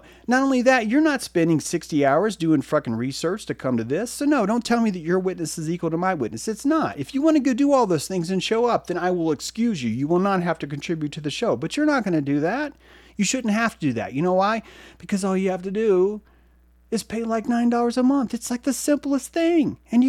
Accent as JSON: {"language": "English", "country": "France", "said": "even though I am from France, I am speaking for everyone all around the world"}